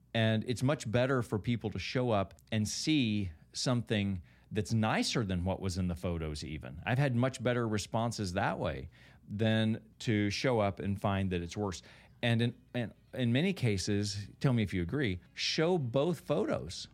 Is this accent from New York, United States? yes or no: no; Kentucky, United States; I grew up in Kentucky